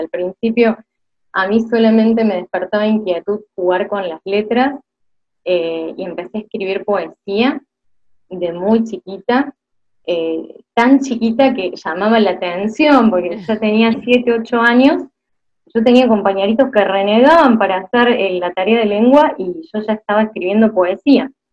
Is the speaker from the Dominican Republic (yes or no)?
no; Córdoba, Argentina; accent: tonada cordobesa; soy cordobesa, que la tonada es algo que nos acompaña desde la cuna.